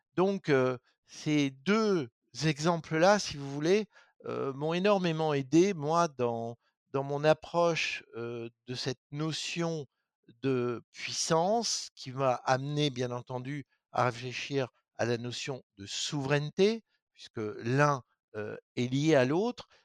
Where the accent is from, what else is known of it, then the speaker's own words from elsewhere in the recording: Lorraine, Grand Est, France; moi, je viens de Lorraine